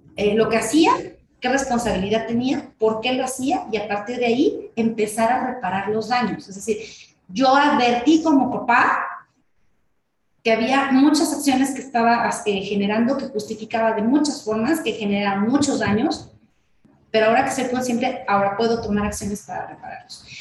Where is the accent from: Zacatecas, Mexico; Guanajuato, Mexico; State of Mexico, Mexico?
State of Mexico, Mexico; En el estado de México, que es el estado de donde, de donde soy